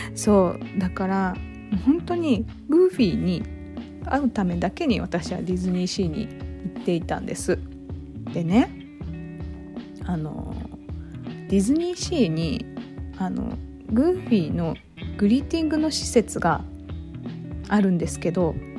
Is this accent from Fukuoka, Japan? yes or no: yes; Kurume, Fukuoka, Japan; moved away as an adult; now in Tokyo, Japan; 私は久留米市っていうとこ出身なんですけど